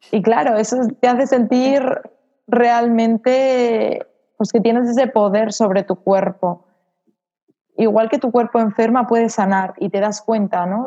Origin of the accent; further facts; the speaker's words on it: Salamanca, Castile and León, Spain; moved away as an adult; now in Mallorca, Spain; Tuve que ir a, a Salamanca, donde está mi familia y, bueno, donde yo nací y de donde siempre había intentado escapar